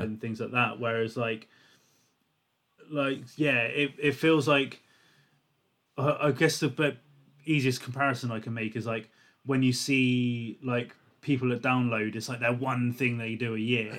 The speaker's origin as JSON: {"language": "English", "town": "Portsmouth", "region": "South East England", "country": "United Kingdom", "said": "I'm from Portsmouth"}